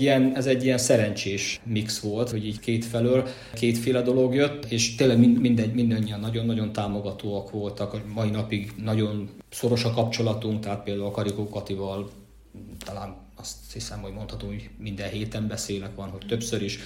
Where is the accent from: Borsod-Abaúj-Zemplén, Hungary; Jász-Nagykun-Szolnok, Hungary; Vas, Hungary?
Jász-Nagykun-Szolnok, Hungary; Szolnok; moved away as an adult; also born or lived in Kisújszállás; now in United States; itt születtem